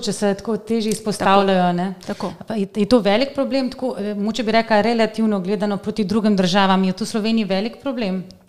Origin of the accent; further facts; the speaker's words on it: Zasavje, Slovenia; jaz sem iz Zasavja